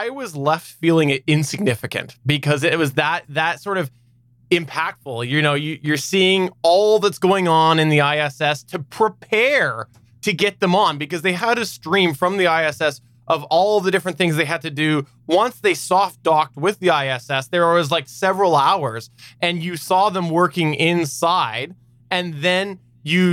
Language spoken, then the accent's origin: English; Canada; I'm Canadian too